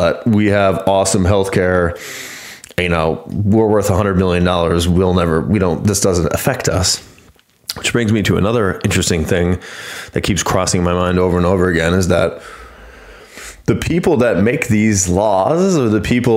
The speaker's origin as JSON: {"language": "English", "country": "United States", "tie": "born or raised there", "said": "I grew up in the United States or because I was born here"}